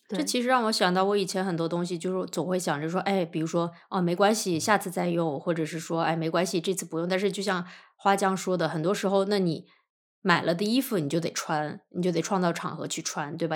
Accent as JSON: {"language": "Chinese", "region": "northern China", "country": "China", "tie": "born or raised there", "moved": "yes", "said": "因为我老家是北方，北方习俗是吃午饭，不是晚饭"}